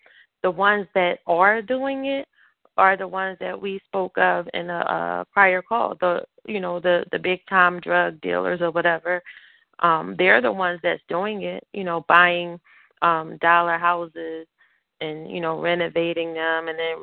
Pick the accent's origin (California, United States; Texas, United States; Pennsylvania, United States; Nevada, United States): Pennsylvania, United States; Philadelphia; I grew up in North Philly too